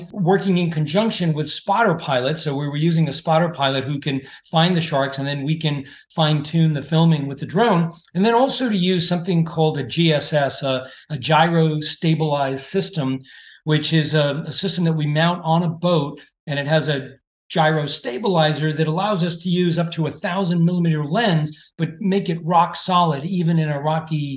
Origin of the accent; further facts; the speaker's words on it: Massachusetts, United States; now in Maine, United States; I grew up in Massachusetts.